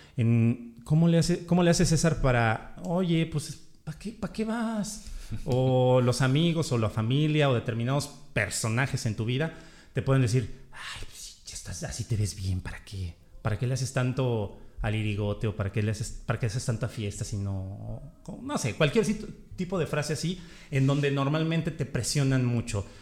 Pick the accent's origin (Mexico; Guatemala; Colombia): Mexico; como decimos en México